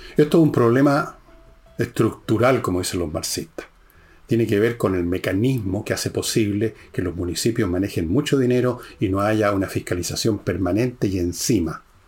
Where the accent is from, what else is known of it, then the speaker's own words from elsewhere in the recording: Santiago Metropolitan Region, Chile; yo también soy de Ñuñoa